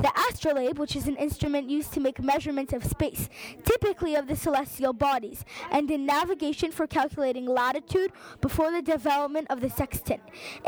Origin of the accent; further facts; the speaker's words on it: Portugal; born there; I was born in 1490 in Portugal. My parents were members of the Portuguese nobility, and after their deaths, I became a page for the Queen at age 10.